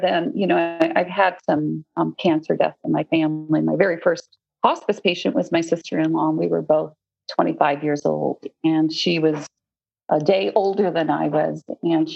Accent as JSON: {"language": "English", "region": "Newfoundland and Labrador", "country": "Canada", "tie": "born or raised there", "moved": "yes", "lives_now": "United States", "said": "I grew up in Newfoundland, Canada."}